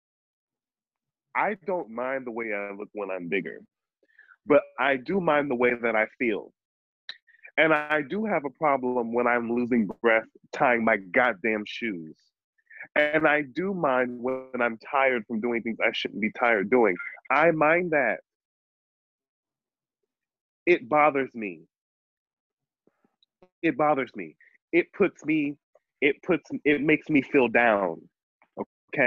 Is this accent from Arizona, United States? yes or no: no; New York, United States; accent: New York; my New York accent